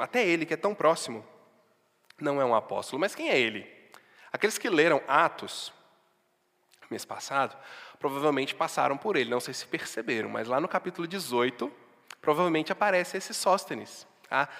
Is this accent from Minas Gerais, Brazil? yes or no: yes; Barbacena, Minas Gerais, Brazil; moved away; also born or lived in Sete Lagoas; Não é uma Barbacena, Antônio Carlos, lá de onde eu vim